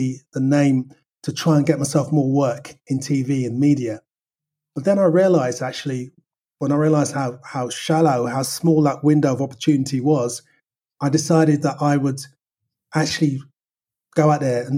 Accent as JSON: {"language": "English", "region": "London", "country": "United Kingdom", "tie": "born or raised there", "said": "I was born in Northwest London"}